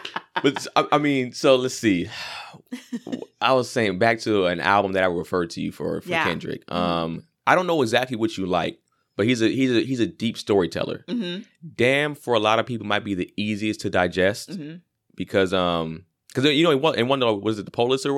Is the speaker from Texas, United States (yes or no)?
no; Los Angeles, California, United States; And I'm not from Compton either, even though I'm from LA. Mm-hmm. I'm from mostly like the Valley.